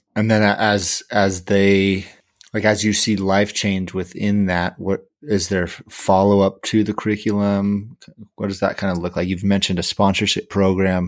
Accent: California, United States; I'm from California

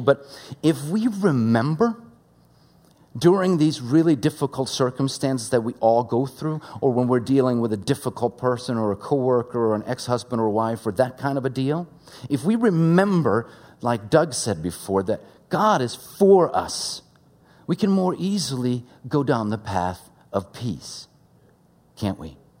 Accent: Sweden; English is a second language; now in United States; Growing up in Sweden, English is my second language

